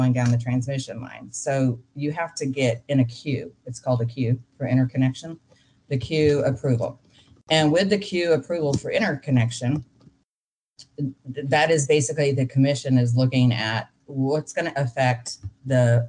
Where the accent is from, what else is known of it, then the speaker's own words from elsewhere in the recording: Texas, United States; I'm from Texas and we kind of think we're special